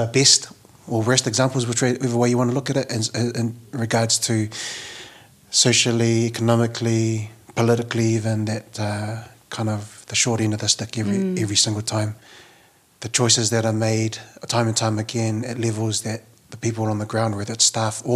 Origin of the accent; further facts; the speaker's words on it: Auckland, New Zealand; Being Samoan, growing up in South Auckland